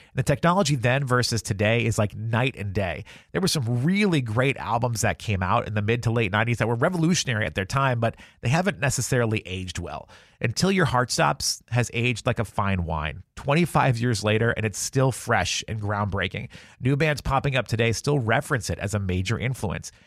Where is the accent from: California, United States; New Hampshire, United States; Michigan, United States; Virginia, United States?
New Hampshire, United States; Salem; I grew up in Salem, New Hampshire, which, if you're not familiar, is approximately 30 minutes north of Boston.